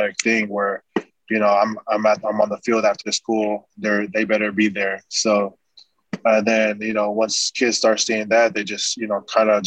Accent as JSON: {"language": "English", "town": "Las Vegas", "region": "Nevada", "country": "United States", "tie": "born or raised there", "also_born_or_lived": "California", "said": "So since 7 years old, I've been in Vegas"}